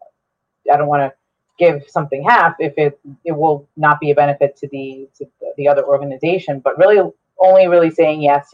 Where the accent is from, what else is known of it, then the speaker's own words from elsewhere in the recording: Bergen County, New Jersey, United States; first language Spanish; English is a second language; moved away as an adult; also born or lived in Essex County, New Jersey; now in Bloomfield, United States; I'm from Bergen County originally, but have resided in Essex County for the last 7 years now